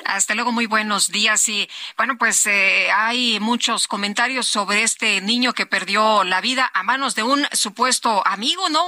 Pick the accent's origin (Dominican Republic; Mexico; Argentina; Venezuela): Mexico; Zacatecas; Yo soy de Zacatecas